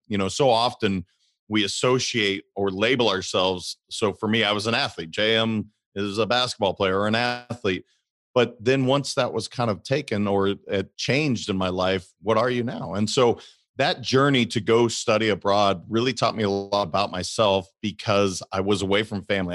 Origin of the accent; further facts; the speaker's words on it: Great Falls, Montana, United States; So I'm originally from Montana. I grew up in Great Falls, Montana.